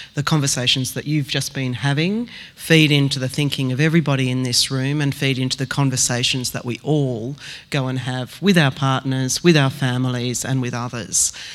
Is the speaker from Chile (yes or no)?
no; Australia